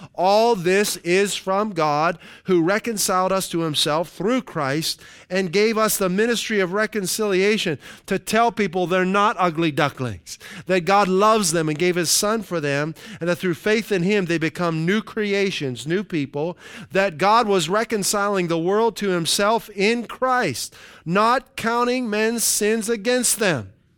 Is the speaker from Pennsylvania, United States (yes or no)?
yes; Western Pennsylvania, United States; where I grew up in Western Pennsylvania